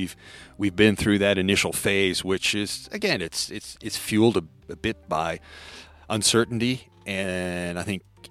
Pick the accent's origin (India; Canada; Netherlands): Canada; I'm Canadian. So I can talk like this.